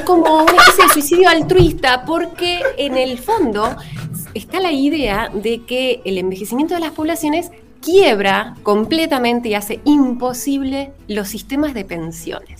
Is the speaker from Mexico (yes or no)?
no; Argentina; en el caso de Argentina